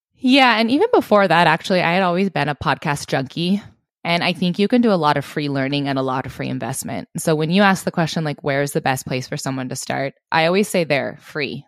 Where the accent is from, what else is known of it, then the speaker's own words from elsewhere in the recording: Southwest Montana, United States; I grew up in Southwest Montana